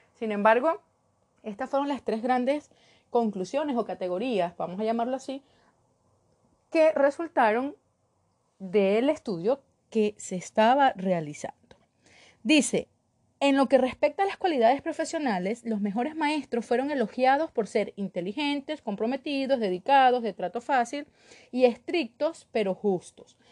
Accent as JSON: {"language": "Spanish", "country": "Venezuela"}